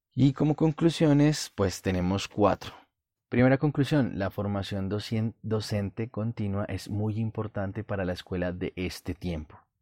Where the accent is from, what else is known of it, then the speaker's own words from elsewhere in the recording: Colombia; En mi país, Colombia